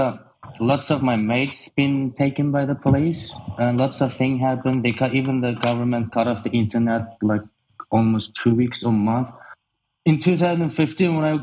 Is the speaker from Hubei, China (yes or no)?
no; Urumqi, Xinjiang, China; moved away as an adult; now in Australia; I was born in Urumqi, which is capital city of Xinjiang. I was raised and born there and until 18 years old. So I came to Australia in 2009 when I was 18.